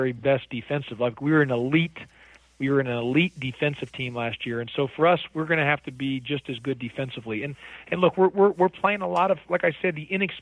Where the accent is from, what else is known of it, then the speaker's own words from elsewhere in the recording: Houston, Texas, United States; now in Atlanta, United States; I grew up in Houston, Texas